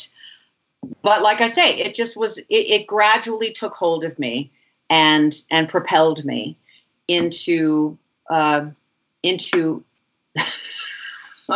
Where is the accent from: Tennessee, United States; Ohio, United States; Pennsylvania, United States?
Pennsylvania, United States; Kingston; also born or lived in Buffalo, New York; I was born in Buffalo, New York, and raised in a little town in Kingston, Pennsylvania, called Kingston, Pennsylvania